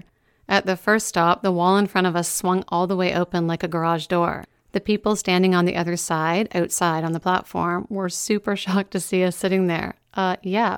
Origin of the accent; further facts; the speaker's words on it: Meaford, Ontario, Canada; I talked about my hometown a lot even back then